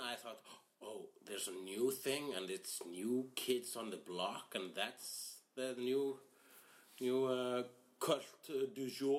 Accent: Iceland; English is a second language

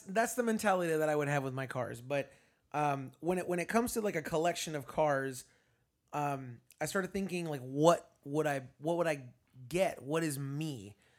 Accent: Florida, United States; I'm from Florida

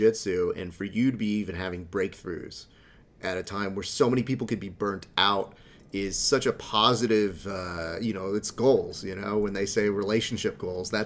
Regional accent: Hacienda Heights, California, United States; I grew up in Hacienda Heights.

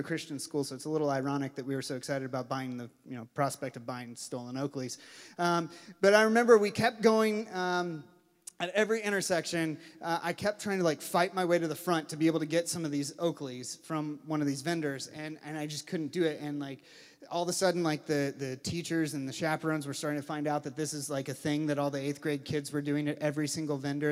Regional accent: Louisville, Kentucky, United States; I grew up in Louisville, Kentucky

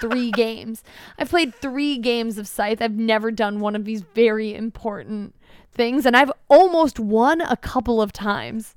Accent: United States; as the American

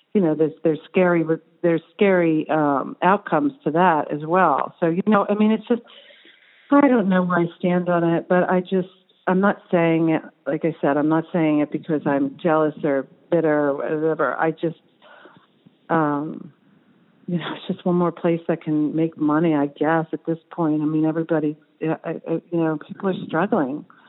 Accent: New Jersey, United States; moved away; growing up in New Jersey

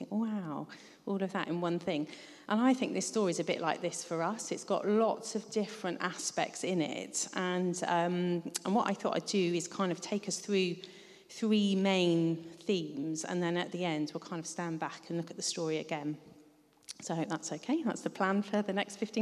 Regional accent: United Kingdom; also born or lived in London / Devon; now in Ottery St Mary, United Kingdom; I grew up a bit in London and a bit in Devon

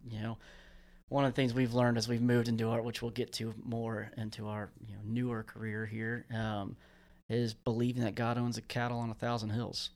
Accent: Central Florida, United States; moved away; also born or lived in California / Tallahassee, Florida; we were out in the swamps where I grew up down in South Florida, uh, well, Central Florida.

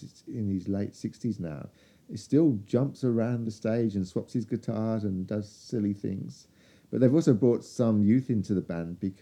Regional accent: England, United Kingdom; accent: English; now in Australia; I was born in England

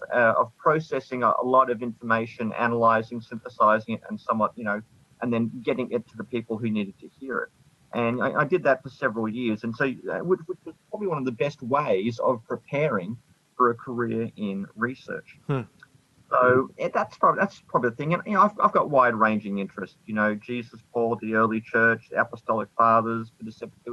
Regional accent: Australia; also born or lived in Scotland; I am Australian

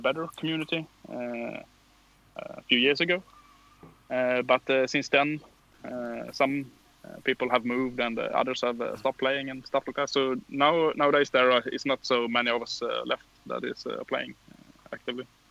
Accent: Karlskrona, Blekinge, Sweden; English is a second language; moved away as an adult; now in Växjö, Sweden; I'm uh, from uh, uh, a city uh, in far south of Sweden, Karlskrona

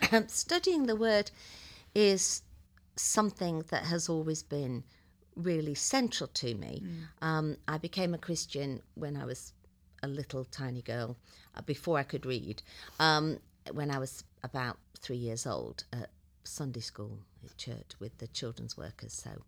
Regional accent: England, United Kingdom; moved away as an adult; now in Dayton, United States; as you can probably begin to tell, I'm not from Dayton, Ohio. I live in Dayton, Ohio now, but I was originally born in England, and I lived there for 45 years, give or take.

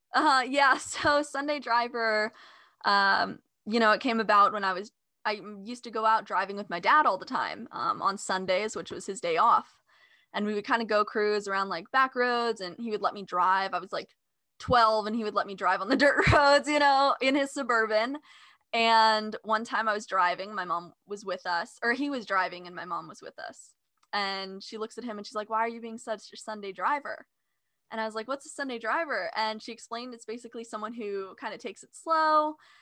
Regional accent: California, United States; I grew up in California

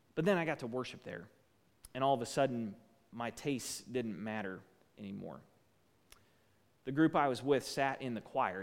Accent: United States; as an American

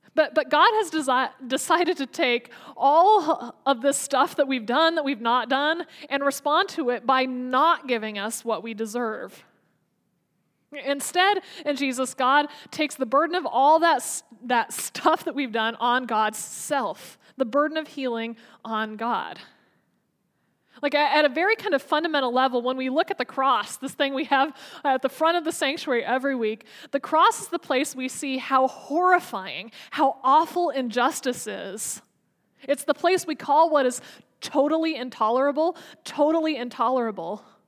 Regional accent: United States; as an American

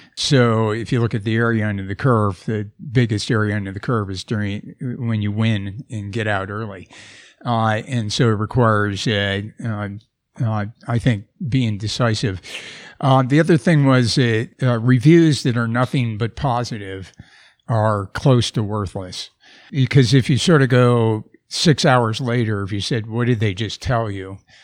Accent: Wisconsin, United States; moved away; I grew up in Wisconsin

